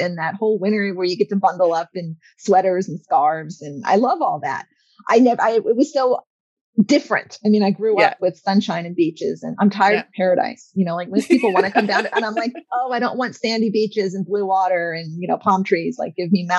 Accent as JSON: {"language": "English", "region": "Florida", "country": "United States", "tie": "born or raised there", "also_born_or_lived": "Georgia", "moved": "as an adult", "said": "I'm a Florida gal. I grew up in Florida."}